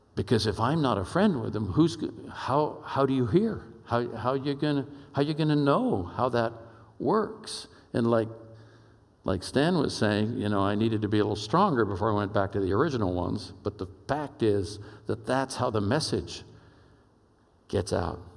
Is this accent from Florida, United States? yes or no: no; Oakland, California, United States; moved away; I'm a kid from East Oakland, California